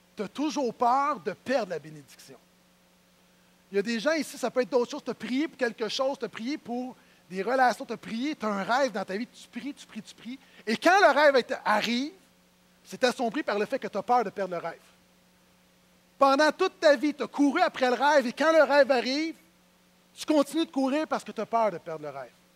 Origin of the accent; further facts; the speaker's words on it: Terrebonne, Quebec, Canada; je suis de Terrebonne